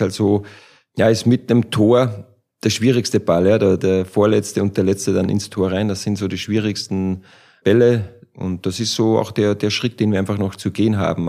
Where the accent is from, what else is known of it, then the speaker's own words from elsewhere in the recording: Austria; moved away as an adult; now in Frankfurt, Germany; Ich als Ösi